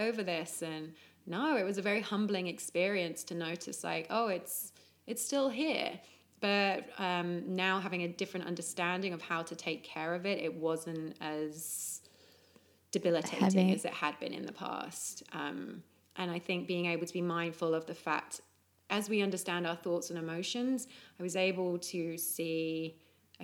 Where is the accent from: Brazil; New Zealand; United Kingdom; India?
United Kingdom; England; Growing up in England